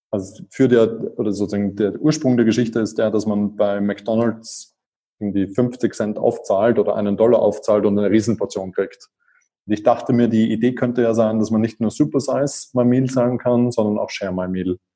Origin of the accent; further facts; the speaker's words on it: Vienna, Austria; Ich bin Wiener, bin dort vor 37 Jahren geboren worden. Ähm, ich bin dort aufgewachsen. Ich bin dann äh, auch dort zur Uni gegangen.